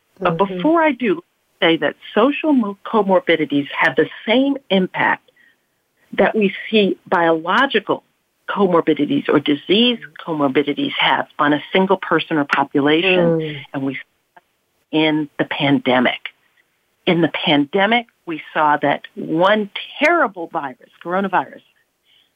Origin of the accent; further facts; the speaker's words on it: New York, United States; I live where I grew up in the South Bronx